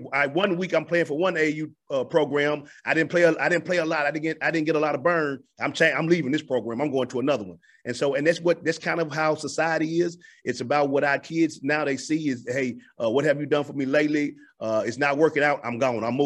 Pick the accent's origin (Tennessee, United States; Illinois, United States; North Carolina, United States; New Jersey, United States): Tennessee, United States; Memphis; moved away as an adult; now in Montgomery, United States; my hometown and my stomping ground and the hotbed for basketball of Memphis